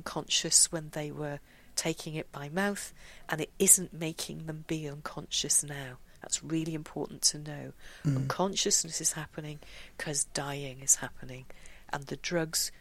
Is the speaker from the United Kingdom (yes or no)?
yes; United Kingdom; we're British